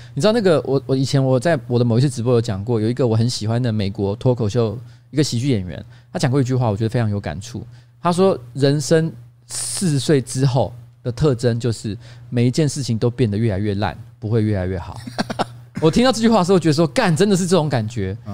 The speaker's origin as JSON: {"language": "Chinese", "region": "Taipei", "country": "Taiwan", "tie": "born or raised there", "said": "我从小住在台北"}